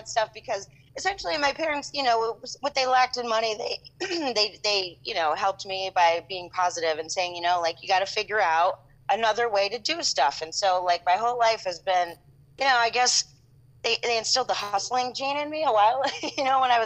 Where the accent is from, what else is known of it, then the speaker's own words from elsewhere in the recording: the Poconos, Pennsylvania, United States; I'm from the Poconos. I grew up on a farm